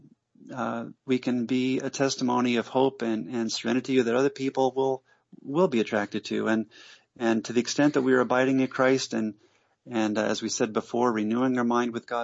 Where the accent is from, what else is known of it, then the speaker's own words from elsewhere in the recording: United States; moved away as an adult; also born or lived in New Jersey / Georgia (US state) / Pennsylvania / Montreal, Canada; now in Pigeon Forge, Tennessee, United States; I was raised in New Jersey and Georgia.